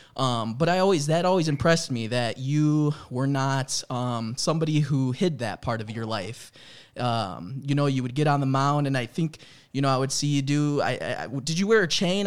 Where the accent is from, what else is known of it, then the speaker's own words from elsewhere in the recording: Chicago, Illinois, United States; also born or lived in Florida; I grew up in Chicago, but I did live for a year out in Florida